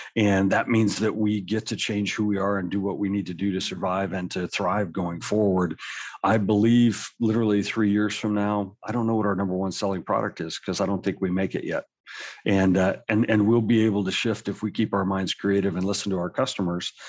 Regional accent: Colorado, United States; I grew up in Colorado

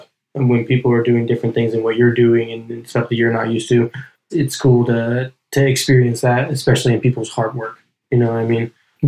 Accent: Hayward, California, United States; moved away; also born or lived in Colorado / Oakland, California; I was born and raised in Hayward

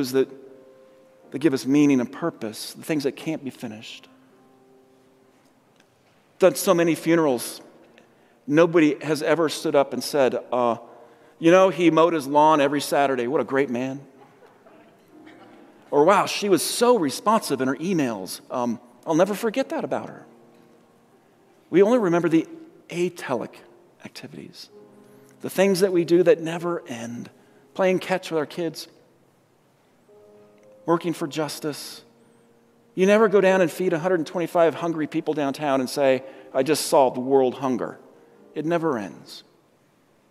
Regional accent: Colorado, United States; also born or lived in San Diego; I'm from Colorado. I came from San Diego

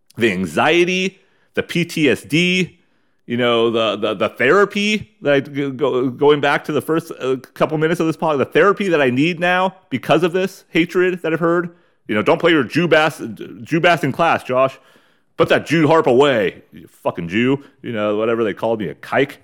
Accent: United States; we're American douchebags

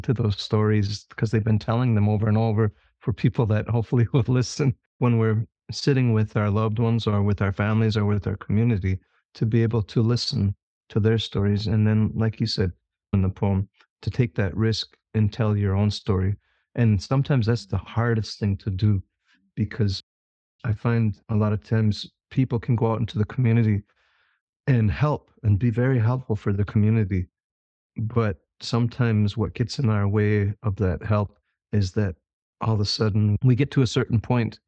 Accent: Menominee Nation, Wisconsin, United States; I'm from the Menominee Nation

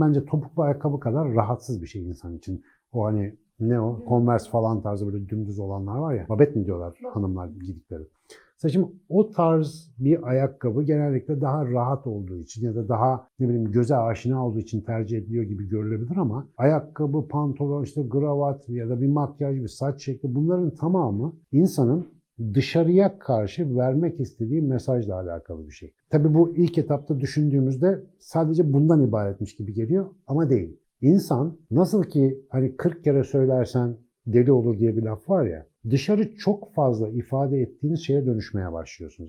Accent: Ankara, Turkey; Ben Ankaralıyım

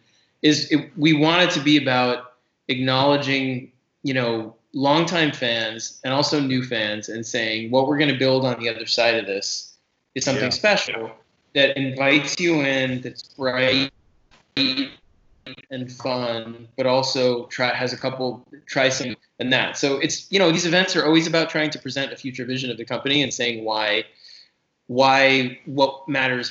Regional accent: New York City, New York, United States; I grew up in New York City, and every Sunday they had on Channel 11 WPIX Monster Matinee

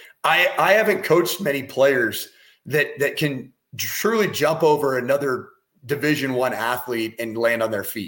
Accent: Colorado Springs, Colorado, United States; born or raised there

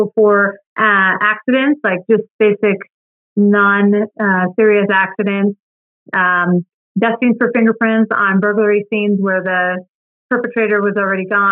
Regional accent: Phoenix, Arizona, United States; I am a Phoenician, which means I was born in Phoenix, Arizona, which is actually kind of rare because a lot of people come here to Arizona because of the good weather, but I'm actually from here

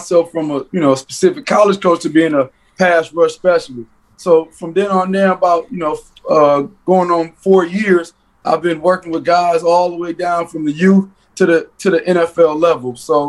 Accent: Detroit, Michigan, United States; I'm from Detroit. Canada, me and Canada, we right next. I used to have the dual ID.

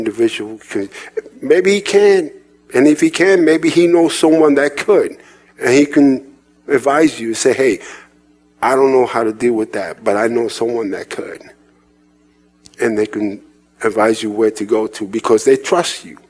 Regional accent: New York City, New York, United States; moved away; also born or lived in Indiana; I was raised in New York City, in Manhattan

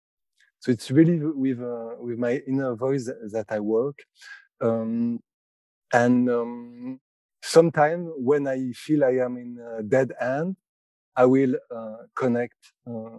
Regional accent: France; I'm from France, and I'm a clairvoyant professionally for 10 years.

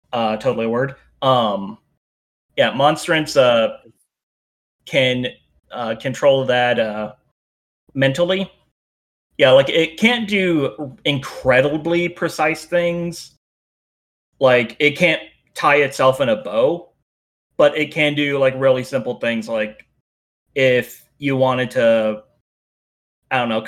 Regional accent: United States; I'm very American

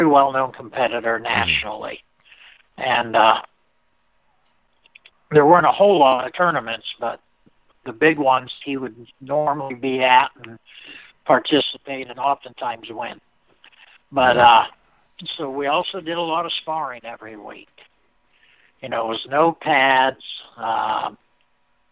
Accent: Erie, Pennsylvania, United States; my hometown, Erie, Pennsylvania

